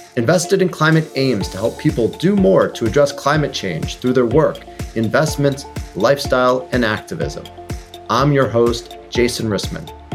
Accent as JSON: {"language": "English", "town": "Chicago", "region": "Illinois", "country": "United States", "tie": "born or raised there", "moved": "yes", "said": "my hometown"}